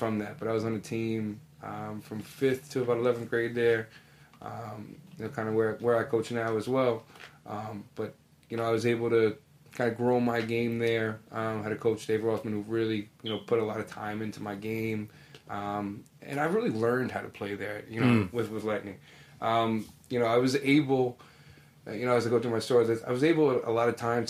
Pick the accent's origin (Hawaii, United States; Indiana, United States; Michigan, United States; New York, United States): New York, United States; Amityville; I grew up in Amityville, like the Amityville Copic area